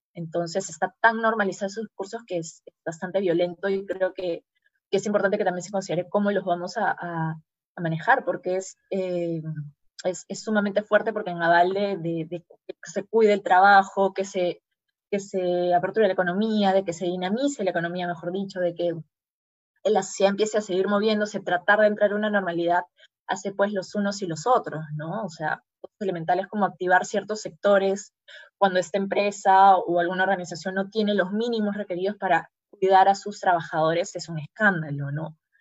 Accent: Peru; en una sociedad como la peruana

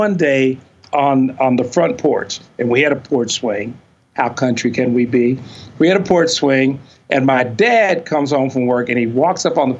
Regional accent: Fayette, Missouri, United States; also born or lived in Columbia, Missouri; I grew up in a little town called Fayette, Missouri, which is almost exactly between Kansas City and St. Louis

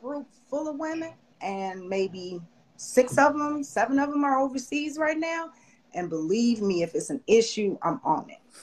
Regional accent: Chicago, Illinois, United States; I'm from Chicago

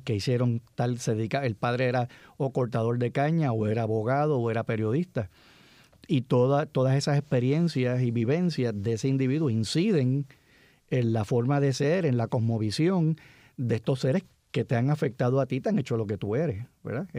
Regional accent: San Juan, Puerto Rico; Yo me crié en la, en la década del 60, muchachito, y todos los muchachos que, que se criaron conmigo en Cupey

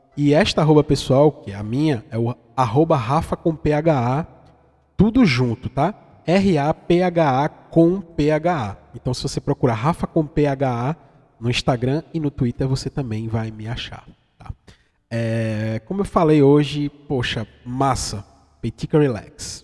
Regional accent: Vitória de Santo Antão, Pernambuco, Brazil; Esse meu sotaque não é à toa, é que eu sou de uma cidadezinha do interior de Pernambuco, fica mais ou menos a 500 50 é, quilômetros, 500 não, 50 do Recife, que se chama Vitória de Santo Antão.

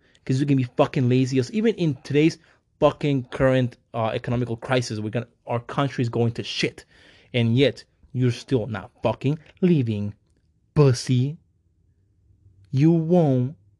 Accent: Mexico; moved away; I am also Mexican. I was raised in Mexico

